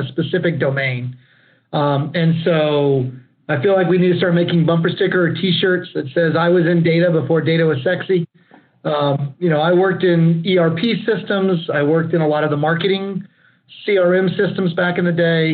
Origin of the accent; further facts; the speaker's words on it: Lockhart, Texas, United States; moved away as an adult; also born or lived in Austin, Texas; I actually grew up and graduated from Lockhart High School